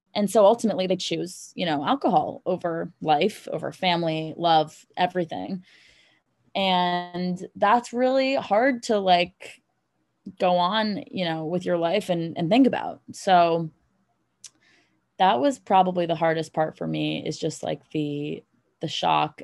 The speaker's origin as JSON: {"language": "English", "town": "New York City", "region": "New York", "country": "United States", "tie": "born or raised there", "also_born_or_lived": "North Carolina / Los Angeles", "moved": "as an adult", "said": "I was born and raised in Manhattan"}